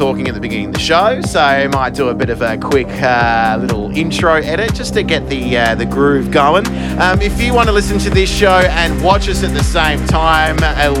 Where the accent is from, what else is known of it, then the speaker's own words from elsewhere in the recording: Australia; being an Australian, the land from down under